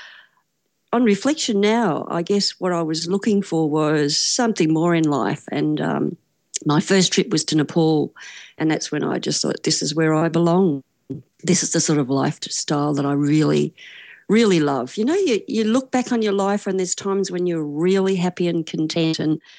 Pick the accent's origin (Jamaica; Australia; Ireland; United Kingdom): Australia; I'm from Australia, currently in Melbourne